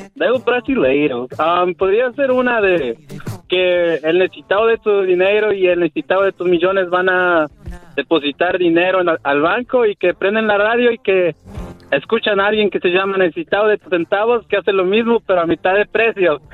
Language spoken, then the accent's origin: Spanish; Puebla, Mexico; yo soy de Puebla